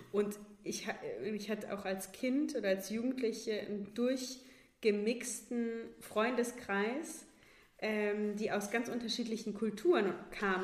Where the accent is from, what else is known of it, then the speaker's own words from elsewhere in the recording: Baunatal, Hesse, Germany; moved away; also born or lived in Kassel; in Baunatal, wo ich herkomme